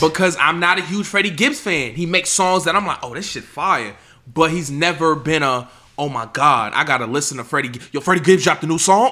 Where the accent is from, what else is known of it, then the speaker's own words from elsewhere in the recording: New York, United States; I'm from New York